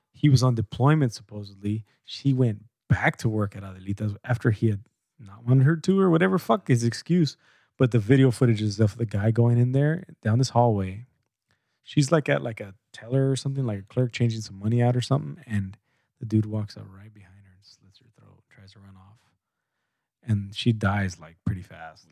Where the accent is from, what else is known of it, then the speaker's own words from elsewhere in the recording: Calipatria, California, United States; moved away; In Calapat, my hometown